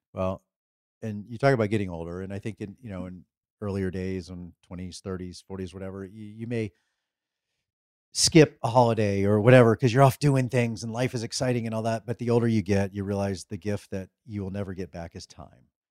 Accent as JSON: {"language": "English", "region": "Midwest", "country": "United States", "tie": "born or raised there", "said": "we grew up in the Midwest"}